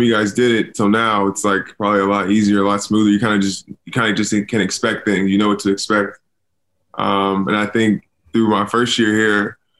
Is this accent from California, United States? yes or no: yes; California, United States; moved away; I'm from California